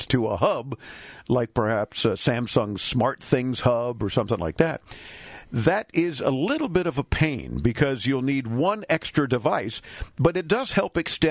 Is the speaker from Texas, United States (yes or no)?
no; Miami, Florida, United States; I'm born and raised in Miami.